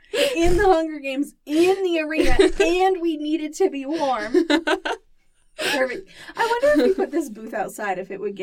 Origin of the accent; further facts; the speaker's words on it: Santa Maria, California, United States; now in Utah, United States; I'm from Santa Maria, California.